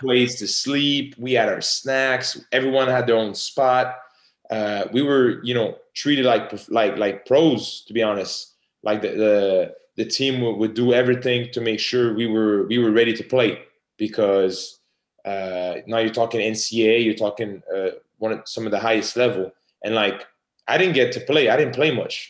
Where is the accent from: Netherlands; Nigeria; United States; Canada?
Canada; I'm from Canada.